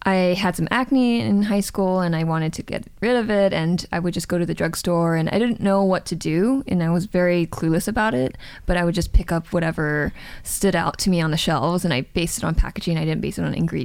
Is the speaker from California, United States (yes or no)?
yes; Los Angeles, California, United States; moved away as an adult; also born or lived in Seoul, South Korea; I actually grew up in Southern California